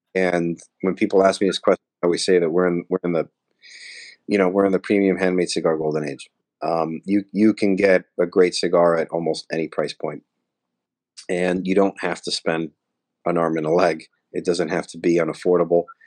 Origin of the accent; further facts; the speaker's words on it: Elizabeth, New Jersey, United States; I grew up in Elizabeth, New Jersey